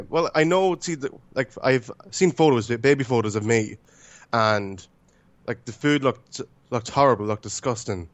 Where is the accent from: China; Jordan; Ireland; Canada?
Ireland; also born or lived in Romania; I was five months when I was adopted. So I've been pretty much here all my life